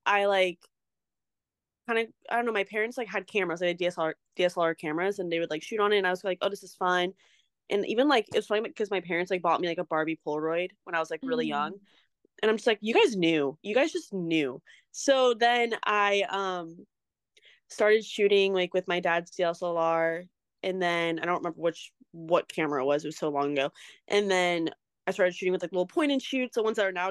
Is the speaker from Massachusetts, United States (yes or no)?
no; Irvine, California, United States; I'm from Irvine, California